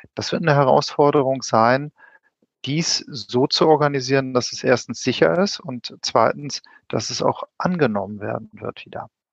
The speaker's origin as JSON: {"language": "German", "town": "Wismar", "region": "Mecklenburg-Vorpommern", "country": "Germany", "moved": "yes", "lives_now": "Berlin, Germany", "said": "Ich bin ähnlich wie der Olli, ein Fischkopf, aber nicht aus Hamburg, aber eine andere Hansestadt, etwas kleiner, Wismar"}